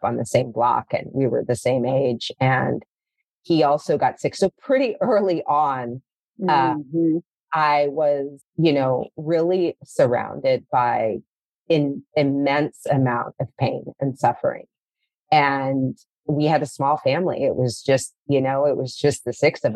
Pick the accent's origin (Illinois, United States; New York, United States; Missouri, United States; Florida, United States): Missouri, United States; St. Louis; moved away as an adult; also born or lived in Colorado / Arizona; now in Los Angeles, United States; So I'm from the Midwest. I grew up in St. Louis.